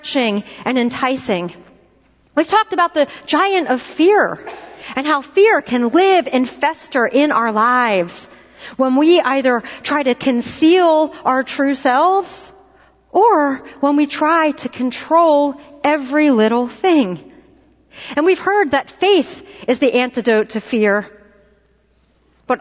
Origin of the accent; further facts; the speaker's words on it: Philadelphia, Pennsylvania, United States; moved away; I'm from Philadelphia, and similar to New Yorkers, we have an entirely different way of saying, bless her heart